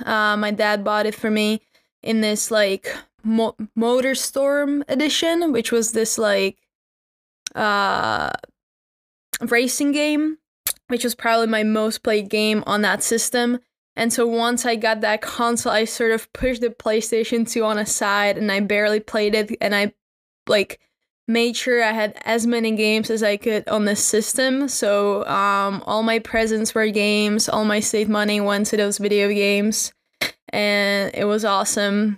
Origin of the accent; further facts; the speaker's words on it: Czechia; I'm from the Czech Republic